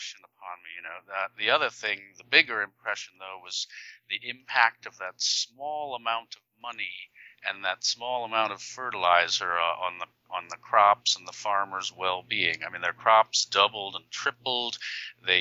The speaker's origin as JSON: {"language": "English", "town": "New York City", "region": "New York", "country": "United States", "tie": "born or raised there", "said": "I was born in New York City"}